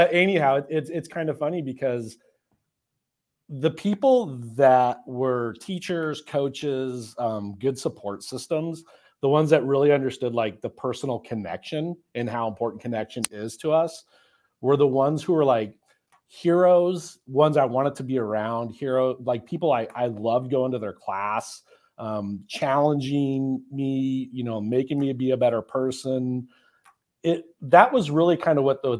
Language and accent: English; Colorado, United States; moved away as an adult; now in Midland, Texas, United States; I'm originally from Colorado. That's where I grew up